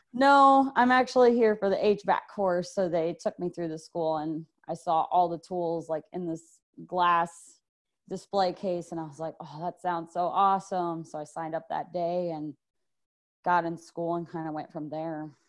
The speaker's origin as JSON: {"language": "English", "town": "Clearwater", "region": "Florida", "country": "United States", "said": "I am from Clearwater, Florida"}